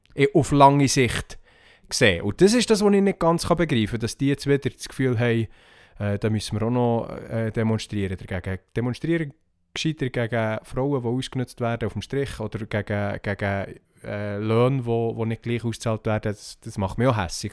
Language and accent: German; Switzerland; hier bei uns in der Schweiz